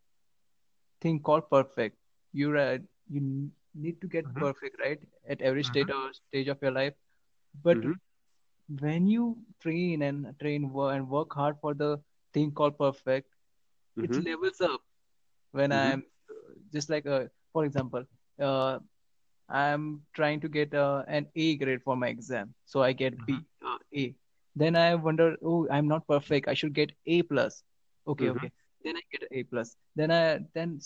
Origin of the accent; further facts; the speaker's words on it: Mumbai, Maharashtra, India; I'm from Mumbai